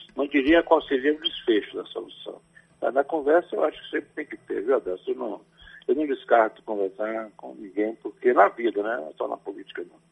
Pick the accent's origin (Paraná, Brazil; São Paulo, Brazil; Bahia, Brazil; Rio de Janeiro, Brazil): Bahia, Brazil; Ituaçu; desde menino, quando eu tinha 5, 8 anos, em Ituaçu, na minha terra